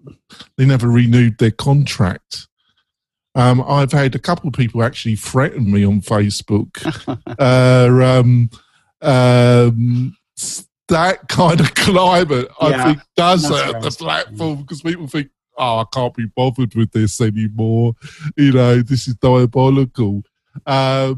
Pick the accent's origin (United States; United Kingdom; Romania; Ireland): United Kingdom; England; I'm English, and I have friends in England